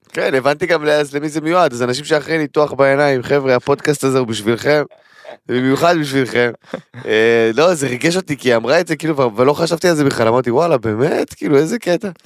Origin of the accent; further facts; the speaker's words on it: Tel Aviv, Tel Aviv District, Israel; אני תל אביבי מטונף